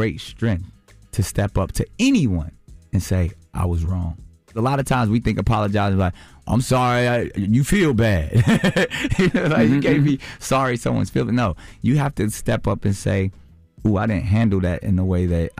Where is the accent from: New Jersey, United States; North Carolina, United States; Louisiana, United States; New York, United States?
North Carolina, United States; Charlotte; Like, you know, I grew up in Charlotte part of my life. I know that life.